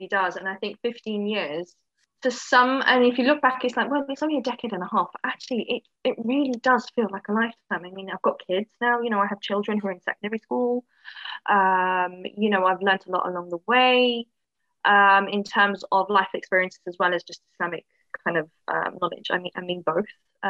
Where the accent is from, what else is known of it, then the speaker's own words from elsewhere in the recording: London, United Kingdom; moved away as an adult; now in Wales, United Kingdom; I grew up in London. I'm not actually English, but I grew up in London since I was six.